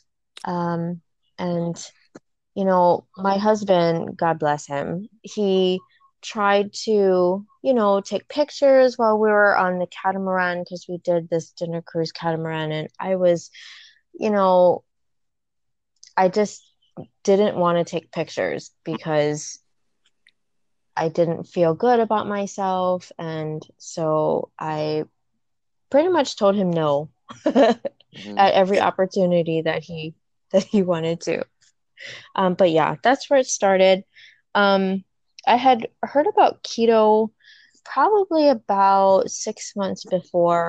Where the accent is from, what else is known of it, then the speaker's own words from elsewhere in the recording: Wahiawa, Oahu, Hawaii, United States; I was born and raised in Waihua, on the island of Oahu